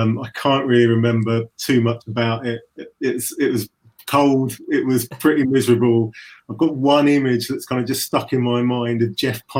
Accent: East London, London, United Kingdom; I'm from East London, but my wife's from South East London.

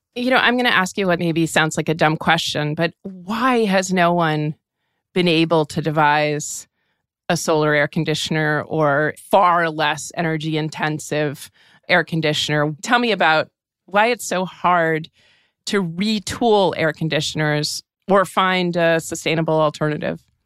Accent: New Hampshire, United States; I'm from New Hampshire, quite near Canada, you know, that I was accustomed to snow

